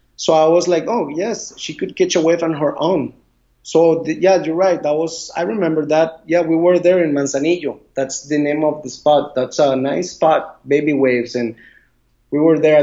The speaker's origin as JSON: {"language": "English", "town": "Puerto Viejo", "region": "Limón", "country": "Costa Rica", "tie": "born or raised there", "second_language": "English", "said": "I grew up on the Caribbean side, Puerto Viejo"}